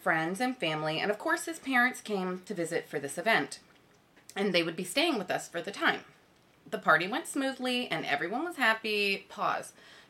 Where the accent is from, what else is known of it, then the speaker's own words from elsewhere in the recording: United States; moved away as an adult; now in Korea; Nice to meet everyone. I am from the US. I've also been in Korea for just about 4 years.